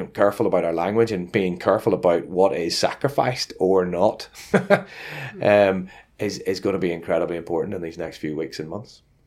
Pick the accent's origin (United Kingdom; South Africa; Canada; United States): United Kingdom; Northern Ireland; moved away; also born or lived in Luton; I come from Northern Ireland